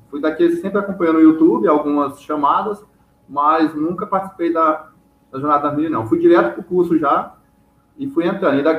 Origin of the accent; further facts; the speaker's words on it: Palmas, Tocantins, Brazil; eu sou de Palmas, Tocantins.